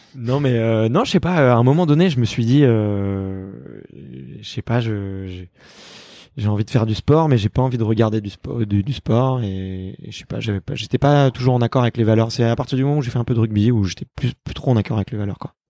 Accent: Paris, Île-de-France, France; je suis né à Paris

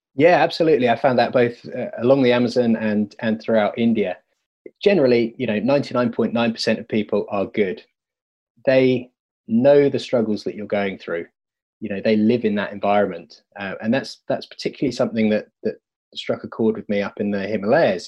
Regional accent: United Kingdom; me being a British white male

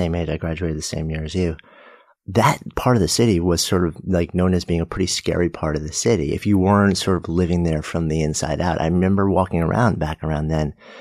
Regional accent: New York, United States; I grew up just outside of New York

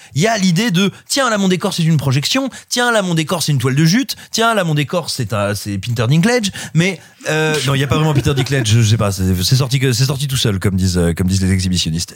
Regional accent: France; chez nous en France

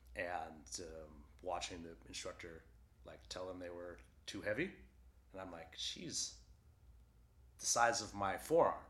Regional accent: Waterville, Maine, United States; I grew up in Waterville where Colby College is

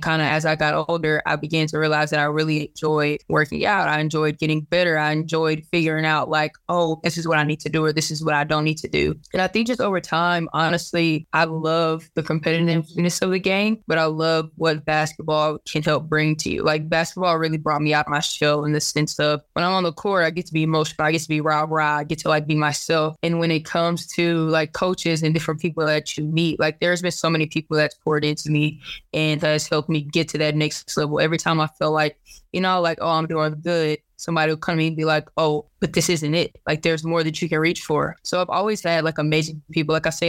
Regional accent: Duncanville, Texas, United States; So I'm originally from Duncanville, Texas, which is a suburb about 2 exits up from Dallas.

